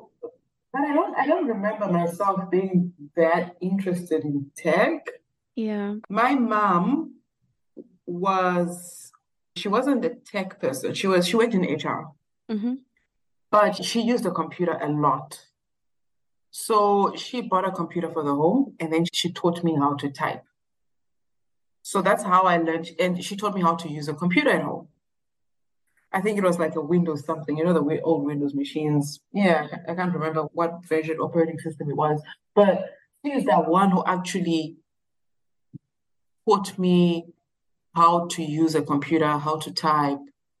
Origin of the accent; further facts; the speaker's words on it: Zimbabwe; moved away as an adult; also born or lived in South Africa; I was born and raised in Zimbabwe up until I was like 18 years, and then I moved to South Africa.